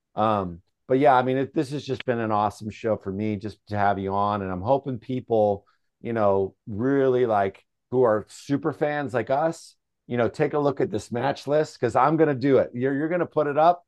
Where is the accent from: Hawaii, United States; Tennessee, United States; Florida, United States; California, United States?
California, United States; San Francisco; I'm, you know, from San Francisco, we're in a band